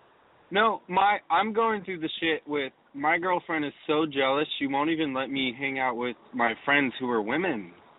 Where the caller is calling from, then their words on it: Los Angeles, California, United States; I'm calling from, I'm basically on Sunset and Hillhurst.